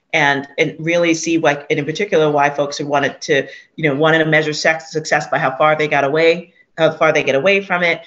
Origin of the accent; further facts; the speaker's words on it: New York City, New York, United States; I was born and raised in Hunts Point